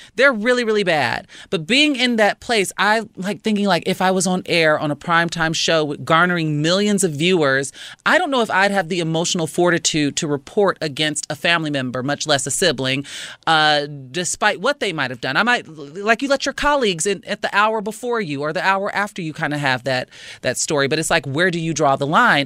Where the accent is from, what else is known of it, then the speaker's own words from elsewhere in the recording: Chicago, Illinois, United States; proud Chicagoan. Shout out to my hometown